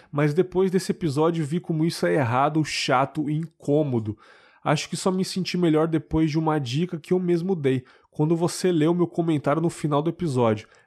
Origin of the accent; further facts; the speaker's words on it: Guarulhos, São Paulo, Brazil; tenho 31 anos e sou de Guarulhos, São Paulo.